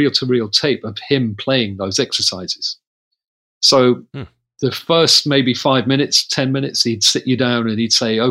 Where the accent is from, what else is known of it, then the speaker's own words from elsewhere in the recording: Coventry, West Midlands, United Kingdom; I was from Coventry